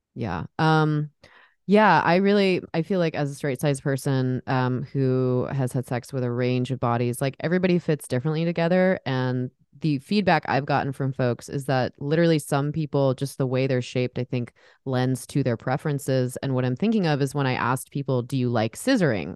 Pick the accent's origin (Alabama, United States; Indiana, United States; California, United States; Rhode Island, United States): California, United States; San Diego; now in Portland, United States; I'm actually from San Diego area